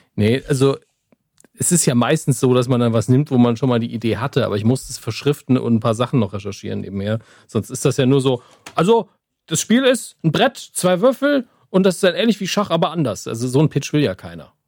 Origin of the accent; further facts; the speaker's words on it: Saarland, Germany; Ich bin Saarländer, ja. Wir, wir grillen eigentlich automatisch